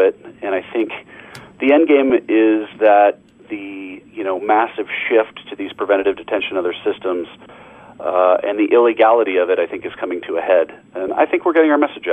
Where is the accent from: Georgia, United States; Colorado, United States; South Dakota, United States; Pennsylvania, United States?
Colorado, United States; Denver; also born or lived in Waco, Texas / Rochester, New York; ultimately moved home to my hometown, Denver, Colorado